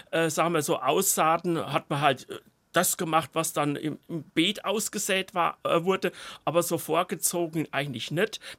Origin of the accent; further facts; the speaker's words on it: Bavaria, Germany; Ja, ich komme aus dem Spessart, auch ein nicht bevorzugtes ähm, äh, Garten. Land.